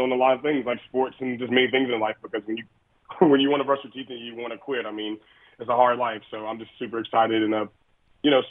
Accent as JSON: {"language": "English", "region": "North Carolina", "country": "United States", "tie": "born or raised there", "said": "North Carolina, my home state"}